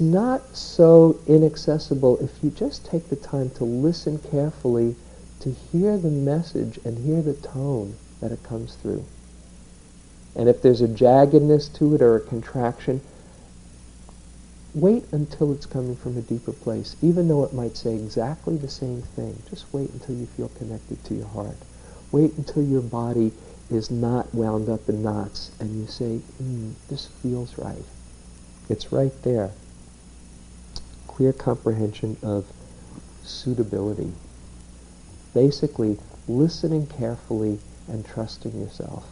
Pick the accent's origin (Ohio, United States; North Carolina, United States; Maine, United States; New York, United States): New York, United States; I grew up in New York, where you kind of pride yourself how many balls you can keep up in the air